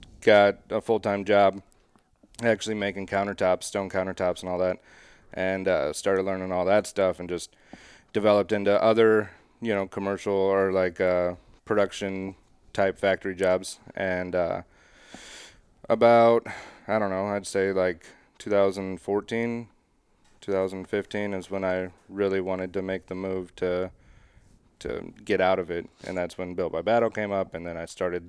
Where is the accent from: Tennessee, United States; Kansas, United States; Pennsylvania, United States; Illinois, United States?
Illinois, United States; Highland; Highland, Illinois.